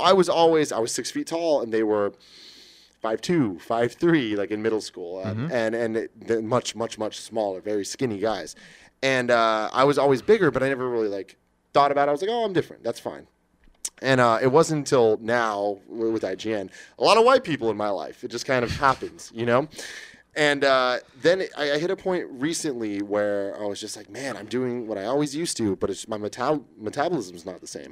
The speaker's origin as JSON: {"language": "English", "town": "San Francisco", "region": "California", "country": "United States", "tie": "born or raised there", "said": "I grew up in San Francisco"}